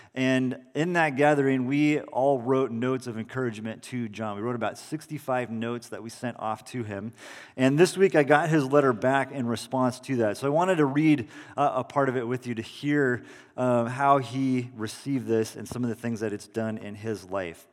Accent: Salinas, California, United States; in the backyard of my parents' house that I grew up in in Salinas.

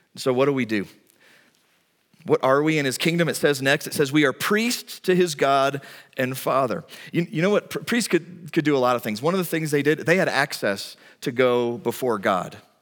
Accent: United States; as an American

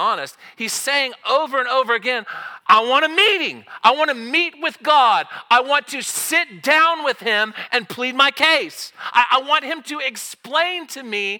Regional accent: Southern Oklahoma, United States; I'm from Southern Oklahoma.

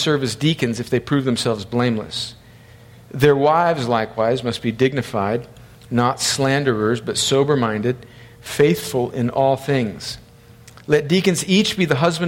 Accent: El Centro, California, United States; I grew up on the Mexican border in one of the hottest places in the United States, inland of San Diego, in a little city called El Centro, California

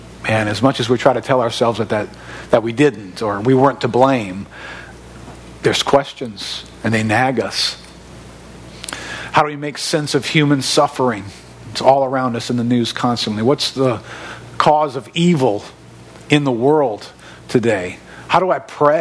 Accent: River Ridge, Louisiana, United States; now in Destrehan, United States; I grew up in River Ridge.

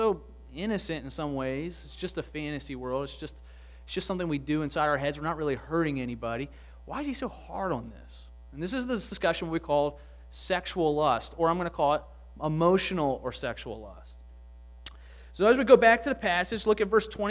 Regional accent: Baltimore County, Maryland, United States; I grew up in the area. I went to a church called Grace Fellowship Church up in Timonium, and I'm from the Baltimore County area

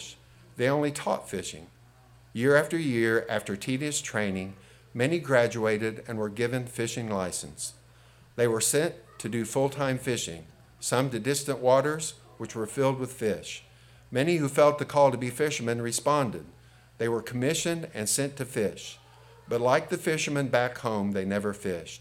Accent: Robinson, Illinois, United States; also born or lived in Oblong, Illinois; I moved from Robinson to Oblong School District during my sophomore junior year.

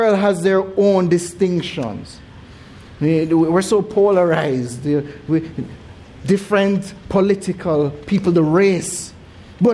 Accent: Jamaica; moved away; growing up in Jamaica, even though it is said that we have the most churches per square mile

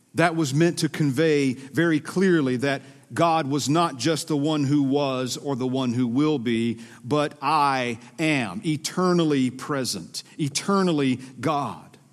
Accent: Georgia, United States; accent: Southern; moved away as an adult; now in Minnesota, United States; I'm originally from Georgia.

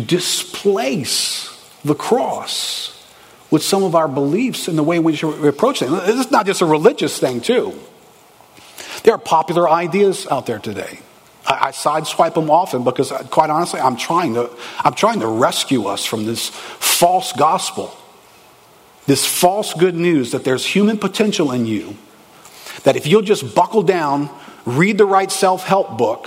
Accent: New Orleans, Louisiana, United States; I grew up here in New Orleans with a family that was Catholic

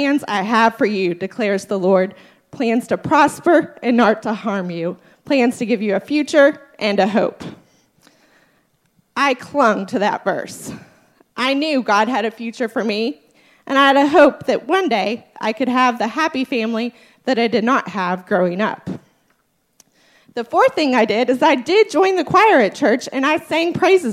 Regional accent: Bellevue, Kentucky, United States; I am from Bellevue, Kentucky. That's in northern Kentucky, just across the river from Cincinnati

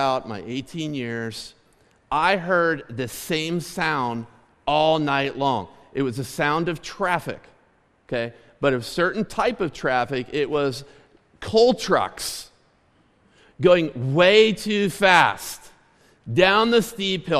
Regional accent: Clymer, Pennsylvania, United States; I grew up 3 miles outside of Clymer in the country

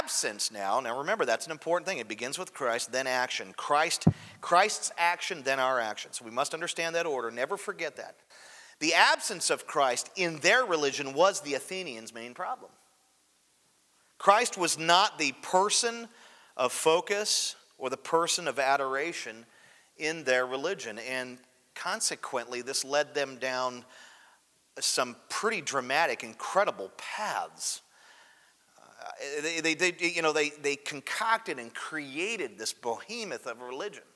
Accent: United States; I'm really disenfranchised about living here

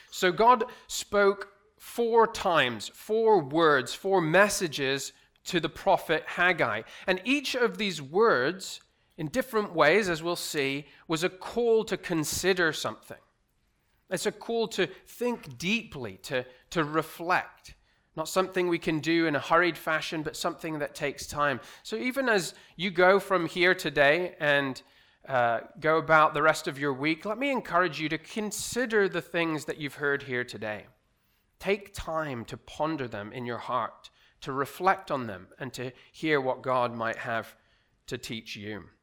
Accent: Dubai, United Arab Emirates; moved away; also born or lived in Aberdeen, United Kingdom; As Pastor Anand said, I am originally from Aberdeen in Scotland, but I grew up here in Dubai. Uh, my parents moved here in 1989. I was just, just a baby

